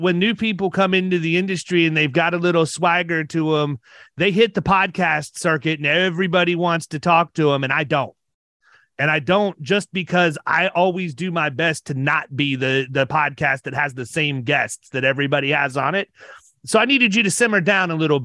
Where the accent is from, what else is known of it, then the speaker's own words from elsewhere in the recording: Ohio, United States; moved away; also born or lived in Parkersburg, West Virginia; I'm from Ohio